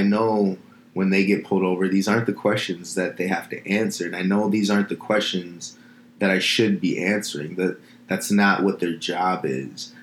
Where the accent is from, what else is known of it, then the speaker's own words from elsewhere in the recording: Minneapolis, Minnesota, United States; now in Los Angeles, United States; I grew up in Minneapolis, in the suburbs, right outside of Minneapolis